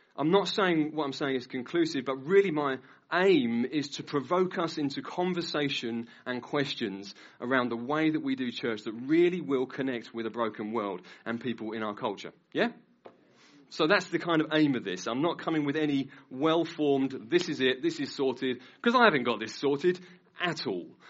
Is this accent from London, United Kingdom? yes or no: no; Norwich, East of England, United Kingdom; I've lived in Norwich all my life, I've been a Christian, though, now for about 19 years, 20 years